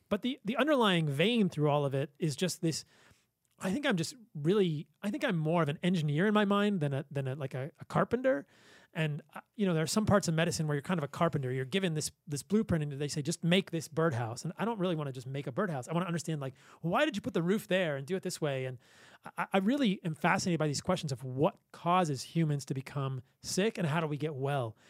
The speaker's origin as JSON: {"language": "English", "region": "Virginia", "country": "United States", "tie": "born or raised there", "said": "I grew up in Virginia."}